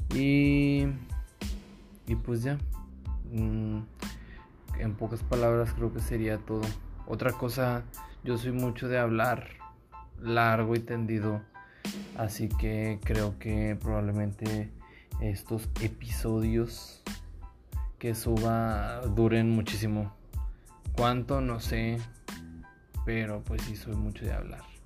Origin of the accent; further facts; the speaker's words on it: Monterrey, Nuevo León, Mexico; Soy de Monterrey